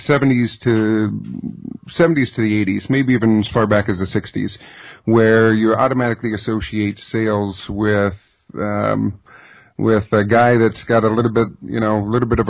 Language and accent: English; Southern Oregon, California, United States; I grew up on an Indian reservation in Northern California, Southern Oregon